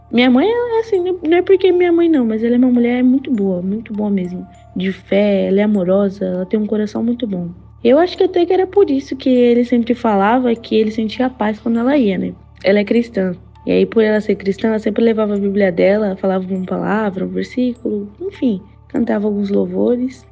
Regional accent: Baixada Santista, São Paulo, Brazil; eu sou da Baixada Santista de São Paulo

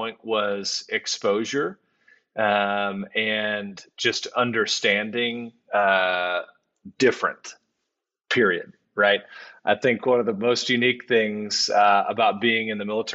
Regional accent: Houston, Texas, United States; moved away; I'm originally from Houston, Texas, born and raised.

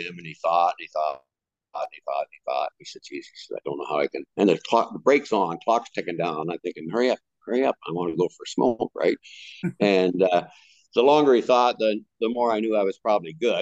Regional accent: Canada; I was from Canada

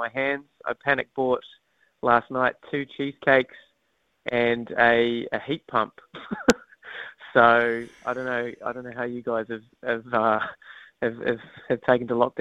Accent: Wellington, New Zealand; moved away; I'm originally from Wellington, so I just really wanted him to experience how I grew up watching rugby

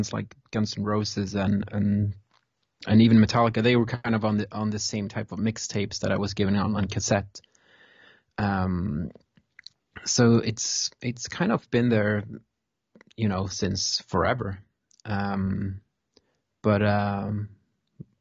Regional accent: Stavanger, Rogaland, Norway; I'm from Stavanger

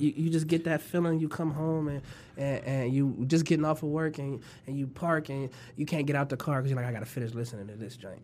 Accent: Toledo, Ohio, United States; also born or lived in California; when I was born in Toledo

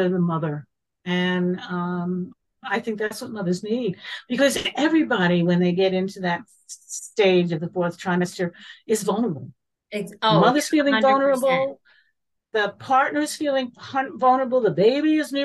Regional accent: United States; moved away as an adult; also born or lived in New York; I am American and I will be going back to the States next year

